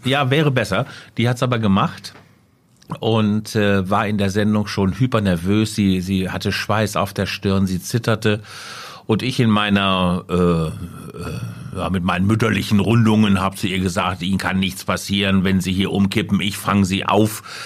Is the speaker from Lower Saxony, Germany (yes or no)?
yes; Letter, Lower Saxony, Germany; also born or lived in Hanover; Geboren 1963 äh, in Letter, das ist ein kleiner Vorort von Hannover, da wo die Leine so einen Bogen um den Ort herum macht, äh, da liegt Letter und da bin ich zur Welt gekommen.